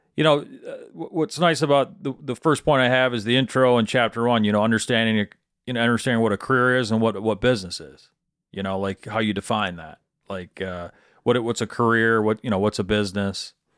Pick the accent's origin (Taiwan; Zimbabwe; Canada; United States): United States; Michigan; Where I grew up in Middle Michigan, it was, it was all Dell Chemical